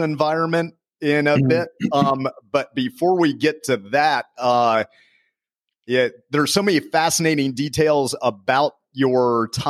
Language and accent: English; United States; being an American growing up here